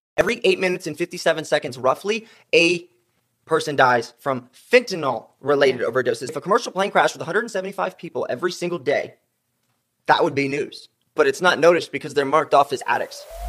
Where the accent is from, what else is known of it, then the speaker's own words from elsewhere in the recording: South Carolina, United States; moved away; I'm from South Carolina originally